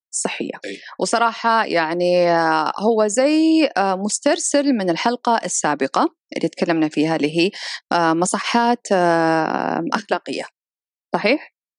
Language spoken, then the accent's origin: Arabic; Saudi Arabia; أنا ك كسعودية وعايشة في هذا البلد